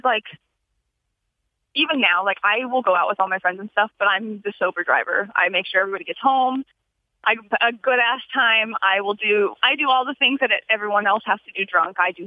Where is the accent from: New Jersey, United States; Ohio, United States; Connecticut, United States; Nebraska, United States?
Nebraska, United States; I'm from Nebraska